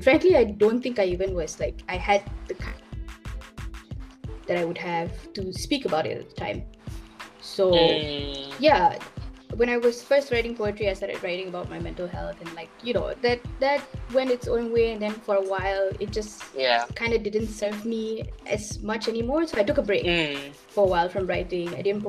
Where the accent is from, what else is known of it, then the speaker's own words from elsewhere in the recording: Malaysia; my culture and my roots.